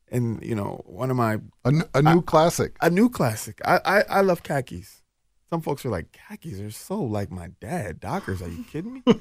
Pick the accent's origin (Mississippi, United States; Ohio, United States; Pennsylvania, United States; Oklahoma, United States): Mississippi, United States; Jackson; born there; now in Twin Cities, United States; I'm from the South, and excellence just meant that you took pride in who you are.